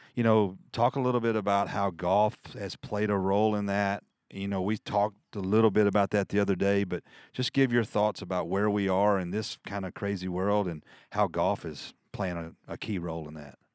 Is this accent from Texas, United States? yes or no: no; Birmingham, Alabama, United States; I was born in Birmingham